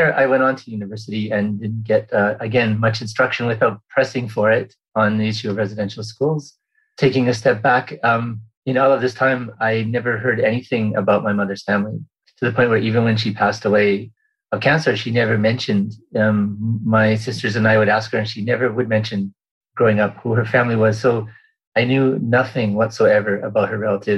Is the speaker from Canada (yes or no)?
yes; Port Alberni, British Columbia, Canada; I was born and raised in Port Alberni